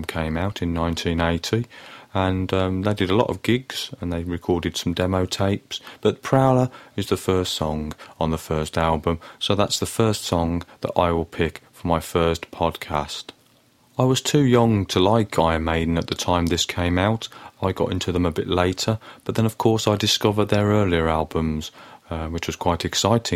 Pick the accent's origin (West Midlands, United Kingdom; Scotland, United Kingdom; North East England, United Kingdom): West Midlands, United Kingdom; Birmingham; I grew up in Birmingham in the 1980s